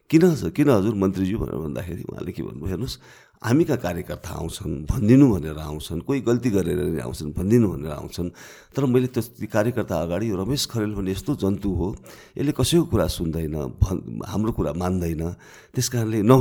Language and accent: Nepali; Kavre, Bagmati, Nepal; also born or lived in Kathmandu; मेरो गाउँ त काभ्रे प्लान्स अनि गाउँमा बस्ने